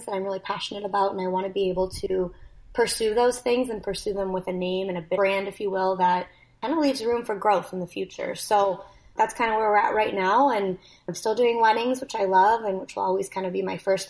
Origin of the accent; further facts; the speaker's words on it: Canada; moved away as an adult; I'm also Canadian